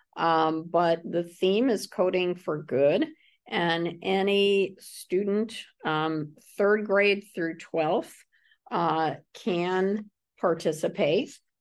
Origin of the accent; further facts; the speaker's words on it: Middletown, Connecticut, United States; my hometown of Middletown